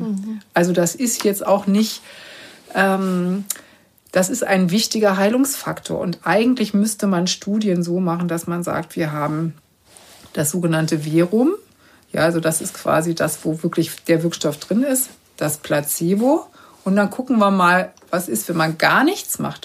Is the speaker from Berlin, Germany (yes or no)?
yes; Berlin, Germany; ich komme ja nur aus Berlin